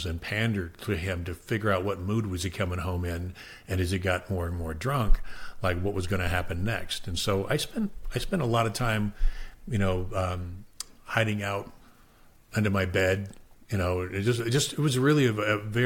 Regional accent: Phoenix, Arizona, United States; I was raised in Southwest Phoenix

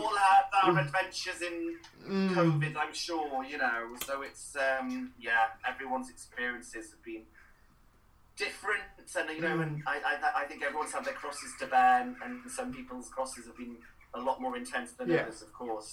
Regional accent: Cowbridge, Wales, United Kingdom; first language Welsh; English is a second language; moved away; I grew up in Cowbridge

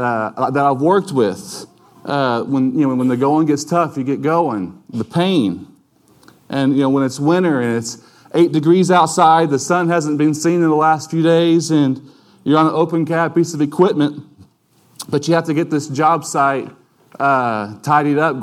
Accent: United States; we as American citizens

